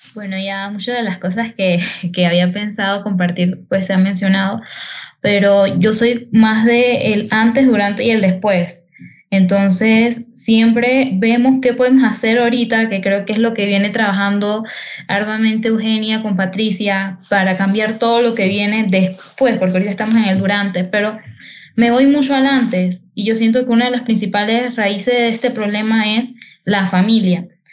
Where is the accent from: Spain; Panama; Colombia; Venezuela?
Panama; Herrera; específicamente en Herrera, yo soy de Herrera